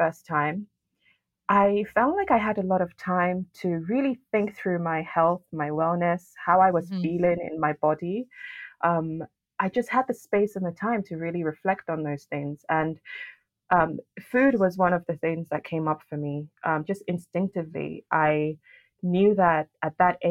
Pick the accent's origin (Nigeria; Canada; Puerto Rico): Nigeria; Lagos; also born or lived in France; now in United Kingdom; I was actually born and raised in Nigeria, in Lagos City.